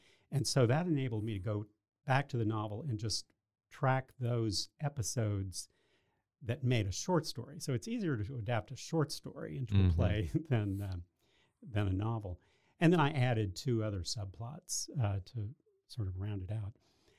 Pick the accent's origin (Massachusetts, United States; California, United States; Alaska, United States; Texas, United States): Texas, United States; Waco; I am from Waco, was born here and grew up here, and I went off to Texas Tech for a year and a half before I transferred to Baylor